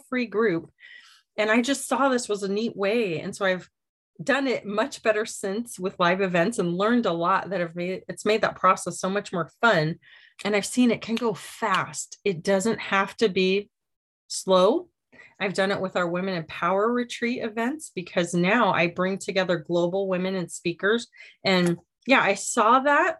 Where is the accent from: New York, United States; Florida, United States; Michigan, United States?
Michigan, United States; moved away; We grew up in Michigan